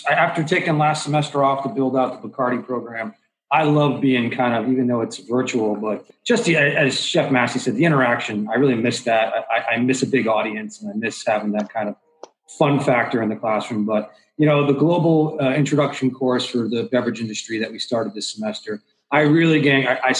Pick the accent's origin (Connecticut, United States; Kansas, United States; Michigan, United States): Connecticut, United States; I'm a gringo from you know, Connecticut.